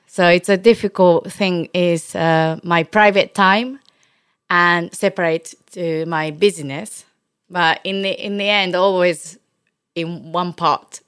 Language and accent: English; Osaka, Japan; English is a second language; moved away as an adult; now in London, United Kingdom; I brought up in Osaka